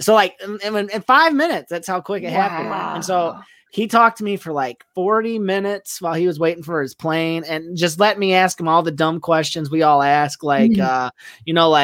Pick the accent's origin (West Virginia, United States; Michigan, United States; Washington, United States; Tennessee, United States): Michigan, United States; Detroit; moved away as an adult; also born or lived in Oklahoma; I grew up in Detroit, but for a while there, I worked at a church in Oklahoma